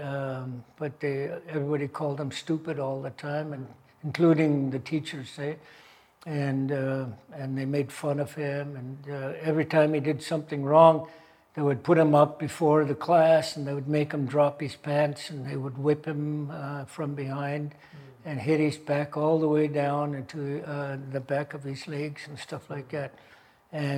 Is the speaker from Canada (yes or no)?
yes; Haida Gwaii, British Columbia, Canada; now in Vancouver, Canada; I'm from Haida Gwaii. That's just 100 miles west of Prince Rupert area. I was raised most of my life there.